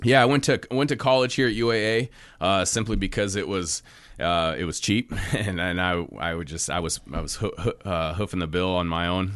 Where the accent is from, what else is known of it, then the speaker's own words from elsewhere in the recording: Kotzebue, Alaska, United States; born and raised in Kotzebue, Alaska